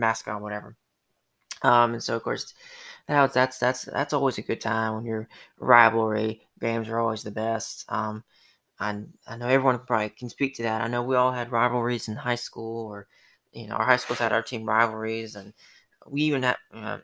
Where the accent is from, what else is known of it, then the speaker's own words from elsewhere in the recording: Atlanta, Georgia, United States; now in Sylvania, United States; I'm from Atlanta, and so there is no FFA, you know, I want to say we had 4-H in high school and middle school